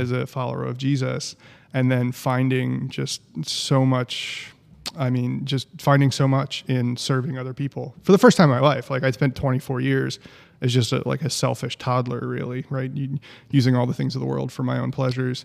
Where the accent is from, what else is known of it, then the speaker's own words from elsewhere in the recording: New Jersey, United States; moved away; also born or lived in Knoxville, Tennessee; I'm from New Jersey